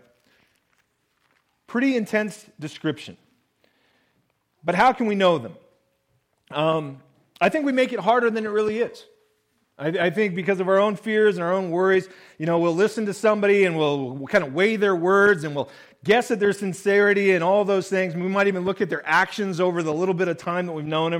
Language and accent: English; Willamette Valley, Oregon, United States; Growing up in the Willamette Valley, and then later on when we were in the Rogue Valley